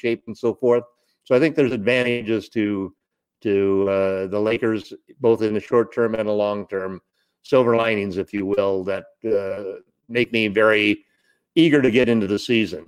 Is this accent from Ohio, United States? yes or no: no; Monrovia, California, United States; I grew up in the San Gabriel Valley down in Southern California, in Monrovia, Arcadia area, right up next to the San Gabriel Mountains.